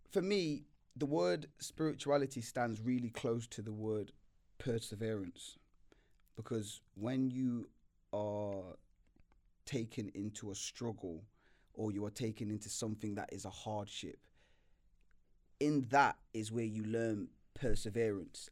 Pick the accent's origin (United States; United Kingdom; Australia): United Kingdom; Nottingham, East Midlands; moved away; also born or lived in London; I've, grew up in London for a long time, but I'm from Nottingham. and I grew in Nottingham for a long time